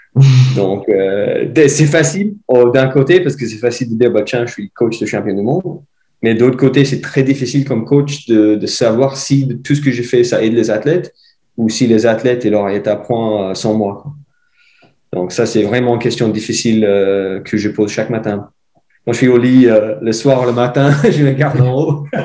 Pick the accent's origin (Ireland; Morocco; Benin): Ireland; French is a second language; moved away as an adult; also born or lived in Switzerland; now in Morzine, France; J'ai euh, fait première partie de mes études chez moi en Irlande